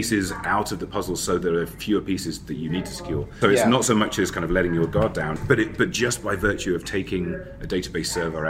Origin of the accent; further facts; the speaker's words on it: London, United Kingdom; I come from London, and I work for a company who are actually based in San Francisco, so I work remotely from my own house.